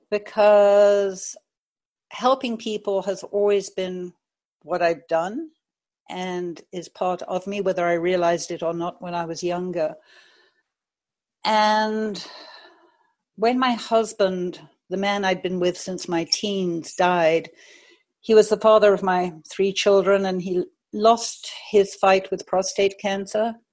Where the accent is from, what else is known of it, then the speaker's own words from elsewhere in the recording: United States; born there; now in Maui, United States; I was born in the States, but I've lived all over the world. Um, I live on Maui right now